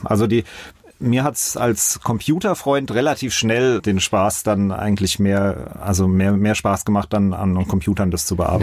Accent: Mainz, Rhineland-Palatinate, Germany; Auch aufgewachsen, zuerst in Bretzenheim im Südring die ersten sechs, sieben Jahre und dann äh, sind wir nach Finden gezogen

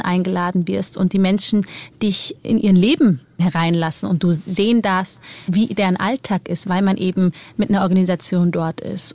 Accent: Germany; ich bin ja in Deutschland geboren und ich bin hier mein Leben lang aufgewachsen

